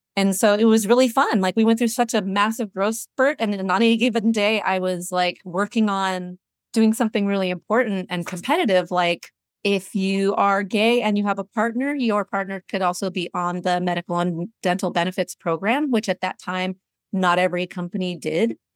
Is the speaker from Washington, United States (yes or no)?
yes; Seattle, Washington, United States; I'm originally from Seattle, went to University of Washington, grew up in the region